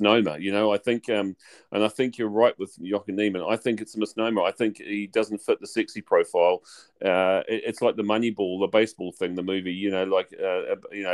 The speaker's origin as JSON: {"language": "English", "country": "New Zealand", "said": "as a New Zealander"}